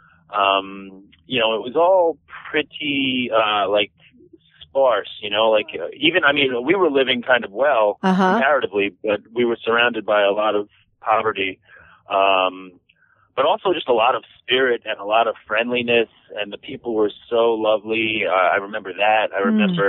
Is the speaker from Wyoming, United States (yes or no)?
no; New York City, New York, United States; also born or lived in Los Angeles / India; I was born and raised in Queens, and I've more or less lived there my whole life